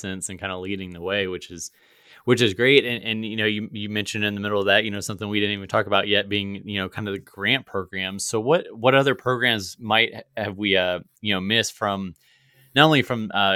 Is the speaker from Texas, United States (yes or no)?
no; Virginia, United States; now in Missouri, United States; I'm originally from Virginia, so bordering. I'm in Missouri now